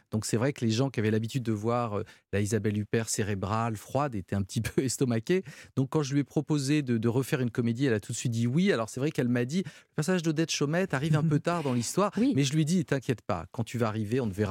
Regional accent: Hauts-de-France, France; accent: northern French; mais non, je veux pas l'accent belge j'ai l'accent du Nord, je veux l'accent de Marseille.

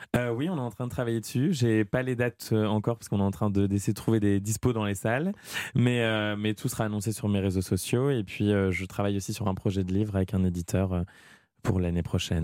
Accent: Amiens, Hauts-de-France, France; à Amiens, dans ma ville natale

